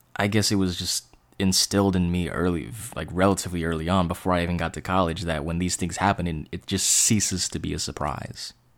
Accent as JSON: {"language": "English", "area": "East Bay, San Francisco Bay Area", "region": "California", "country": "United States", "said": "I'm from the Bay Area, I'm from the East Bay"}